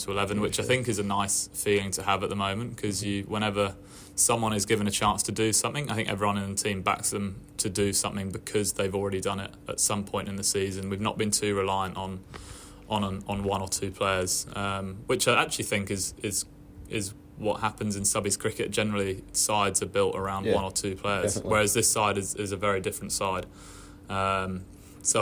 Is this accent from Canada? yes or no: no; England, United Kingdom; moved away as an adult; now in Australia; as an English guy coming over